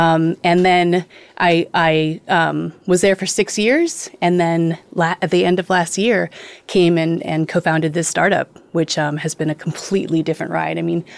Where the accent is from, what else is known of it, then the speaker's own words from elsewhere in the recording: Los Angeles, California, United States; I'm here on From the Blockchain. I'm an LA native